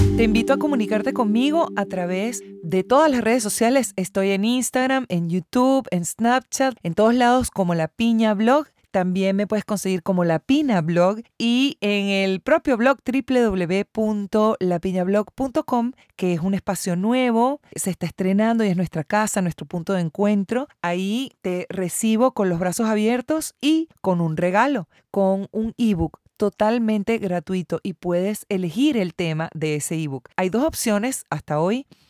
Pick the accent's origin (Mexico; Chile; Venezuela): Venezuela; moved away as an adult; now in Argentina; Soy venezolana, hija de cubano